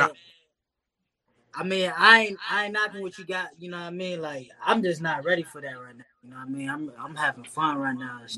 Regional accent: North Las Vegas, Nevada, United States; growing up in the North, man, it was, you know, it was very chill.

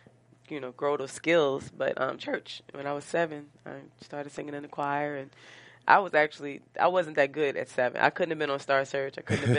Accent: East Orange, New Jersey, United States; I'm from East Orange.

